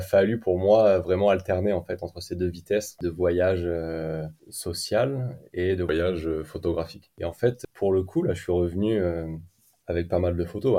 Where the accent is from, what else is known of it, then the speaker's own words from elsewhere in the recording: Clermont-Ferrand, Auvergne-Rhône-Alpes, France; moved away as an adult; also born or lived in New Zealand; now in Iceland; je suis originaire de la ville de Clermont-Ferrand.